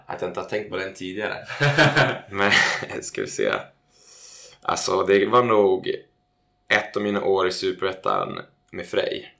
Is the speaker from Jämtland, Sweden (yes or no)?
no; Täby, Stockholm County, Sweden; also born or lived in United States; mina grabbar hemma i Täby